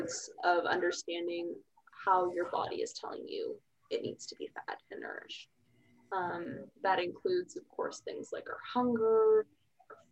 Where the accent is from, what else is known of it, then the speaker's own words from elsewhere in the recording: Plano, Texas, United States; moved away as an adult; also born or lived in Columbia, Missouri; now in Austin, United States; I'm originally from Dallas, suburb, Plano